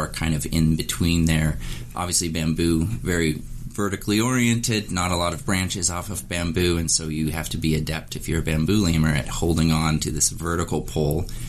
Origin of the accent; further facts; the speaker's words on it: Montana, United States; moved away; also born or lived in Wyoming; I was born in Montana. I spent a lot of time in Wyoming, and it was just amazing to be able to return to sort of the areas that I grew up.